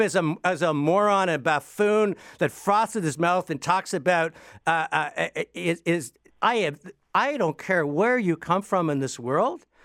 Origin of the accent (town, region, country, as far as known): Canada